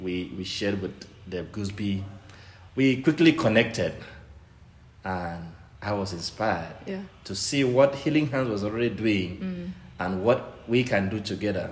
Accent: Nigeria; now in Kenya; I'm from Nigeria

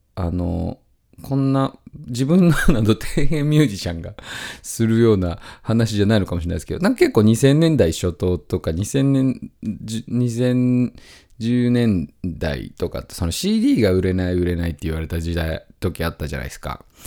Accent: near Mount Daisen, Tottori, Japan; 僕の実家の僕の部屋だった部屋から2階なんですけど、その実家の部屋から、あの、大山っていうね、山、あの、スキー場なんかもあったりする山なんですけど、それが、あの、見えるんですよ

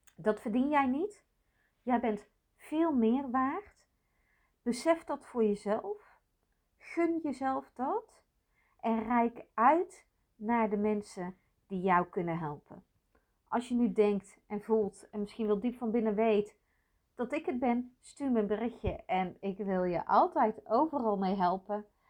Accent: North Brabant, Netherlands; meisje geboren in de jaren zeventig in katholiek Brabant

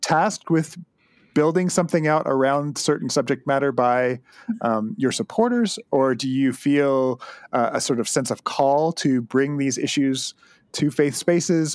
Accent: Southern Ontario, Canada; I hail from Southern Ontario

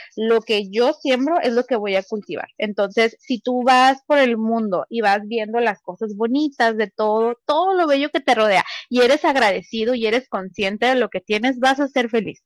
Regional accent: Mexico; nací en México

